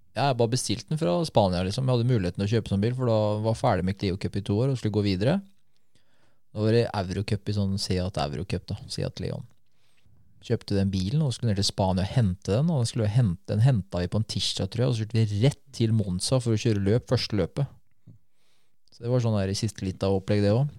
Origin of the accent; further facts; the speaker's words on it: Norway; Jeg er fra Norge